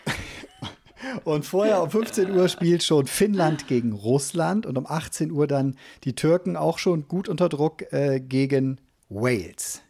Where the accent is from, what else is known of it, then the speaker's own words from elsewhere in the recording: Cologne, North Rhine-Westphalia, Germany; hier als Kölner